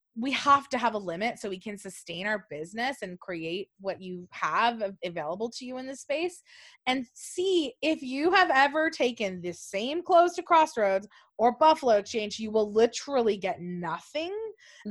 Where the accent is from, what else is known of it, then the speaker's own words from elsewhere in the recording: Buena Park, California, United States; I'm from Orange County